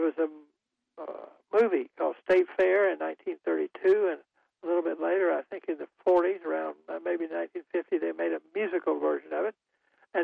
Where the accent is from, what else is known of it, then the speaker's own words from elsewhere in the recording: Goldsboro, North Carolina, United States; I was in my hometown of Goldsboro